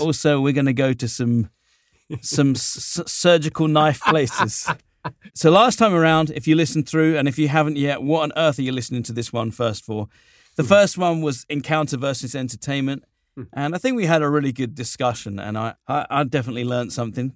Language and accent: English; United Kingdom; now in Southern California, United States; I'm a little Brit guy, short little Brit, subject of the Queen